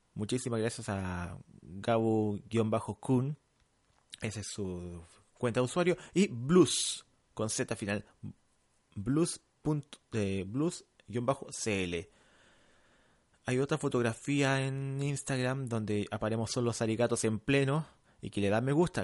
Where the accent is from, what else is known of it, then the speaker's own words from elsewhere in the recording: Santiago, Santiago Metropolitan Region, Chile; also born or lived in La Cisterna / San Miguel / Providencia; now in Santiago, Chile; yo nací en Pedro Aguirre Cerda. Actualmente vivo en Provi, el laboratorio está en Provi, viví en la cisterna en San Miguel